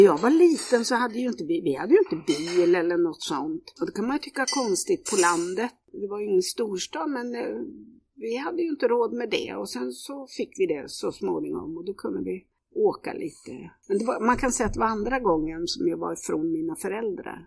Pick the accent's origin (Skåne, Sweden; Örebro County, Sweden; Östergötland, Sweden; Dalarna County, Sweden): Östergötland, Sweden; Kisa; Jag växte upp i Kisa. Det är södra Östergötland